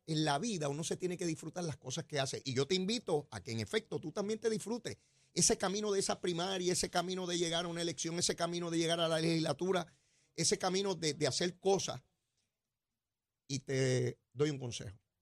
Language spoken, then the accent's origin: Spanish; San Juan, Puerto Rico; yo soy como me crié allí en Capetillo y allá en Río Piedra, yo soy el mismo pájaro que se crió allí.